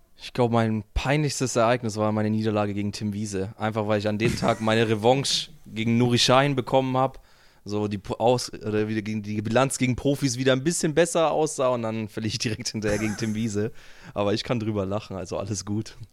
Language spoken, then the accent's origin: German; Germany; ich als Deutscher